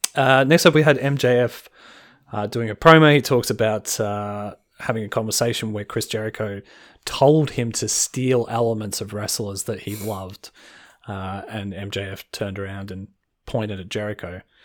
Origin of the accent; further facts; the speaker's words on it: Australia; As an Australian